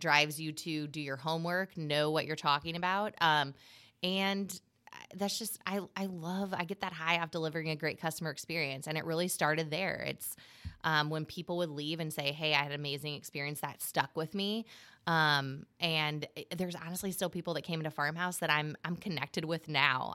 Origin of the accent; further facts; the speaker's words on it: Gillespie, Illinois, United States; I'm from Gillespie, Illinois.